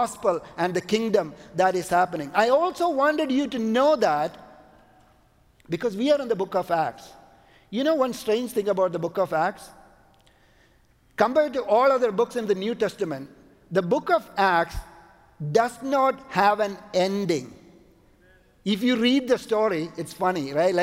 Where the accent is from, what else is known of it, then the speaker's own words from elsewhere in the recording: Kochi, Kerala, India; moved away as an adult; also born or lived in Canada; we went to my hometown in India, it's called Kochi.